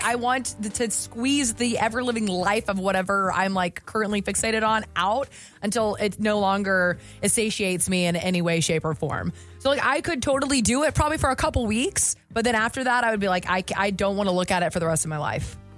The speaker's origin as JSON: {"language": "English", "region": "the South", "country": "United States", "said": "I'm also from the South"}